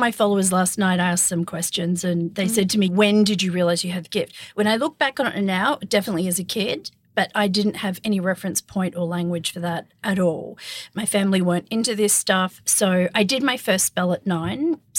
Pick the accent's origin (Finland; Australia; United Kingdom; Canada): Australia; Perth, Western Australia; I grew up in Perth